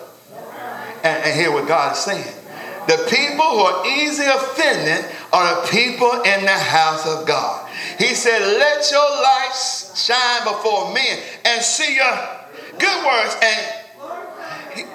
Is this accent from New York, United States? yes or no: no; Cincinnati, Ohio, United States; I'm from Cincinnati